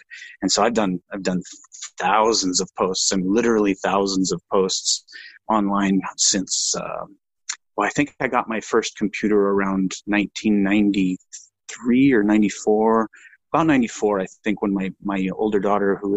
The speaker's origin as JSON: {"language": "English", "region": "Washington", "country": "United States", "tie": "born or raised there", "said": "I grew up in the Pacific Northwest in Washington State, kind of right on the border of Washington and Oregon in the United States"}